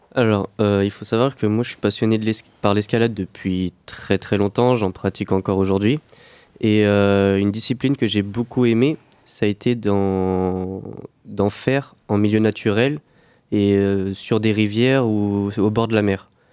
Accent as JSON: {"language": "French", "town": "La Rochelle", "region": "Nouvelle-Aquitaine", "country": "France", "said": "nous, on est originaire plus de La Rochelle"}